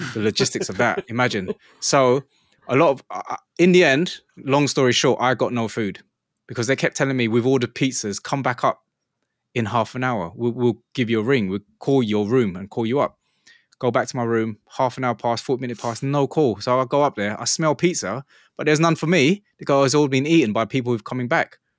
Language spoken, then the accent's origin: English; England, United Kingdom; I'm from England